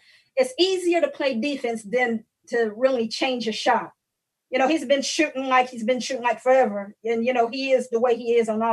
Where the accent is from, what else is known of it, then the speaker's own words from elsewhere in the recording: North Carolina, United States; I'm from North Carolina